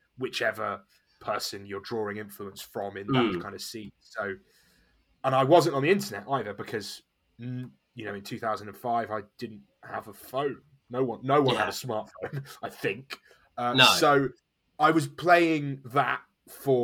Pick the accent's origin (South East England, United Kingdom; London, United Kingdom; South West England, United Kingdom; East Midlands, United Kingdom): East Midlands, United Kingdom; Nottingham; I'm British. I grew up in Nottingham in the East Midlands in England.